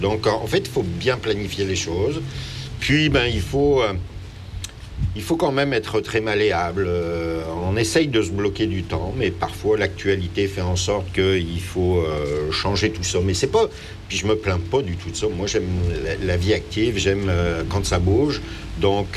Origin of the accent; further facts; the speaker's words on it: France; moved away as an adult; now in Quebec, Canada; lorsque j'étais en France